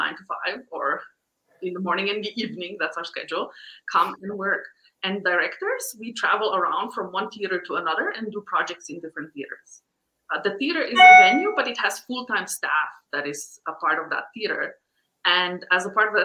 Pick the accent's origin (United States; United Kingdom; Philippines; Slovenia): Slovenia; moved away; I am originally from Slovenia, which is this teeny tiny country of 2 million people